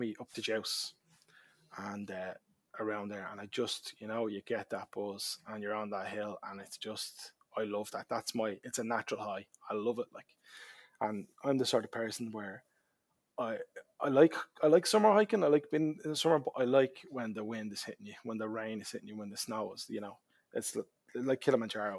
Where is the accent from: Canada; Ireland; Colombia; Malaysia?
Ireland; Dublin, Leinster; also born or lived in Kingswood; now in County Kildare, Ireland; where I grew up in Springfield in Tallaght. And then I moved up to Kingswood. And now I'm a Kildare man